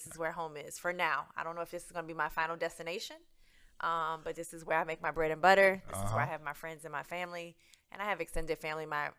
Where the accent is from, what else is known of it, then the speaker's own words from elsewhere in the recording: New Orleans, Louisiana, United States; moved away as an adult; now in Houston, United States; I grew up in New Orleans.